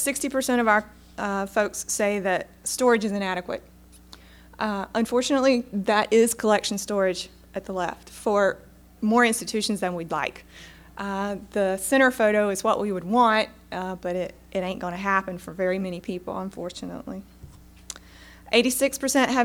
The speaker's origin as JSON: {"language": "English", "region": "Eastern North Carolina", "country": "United States", "said": "I'm from Eastern North Carolina"}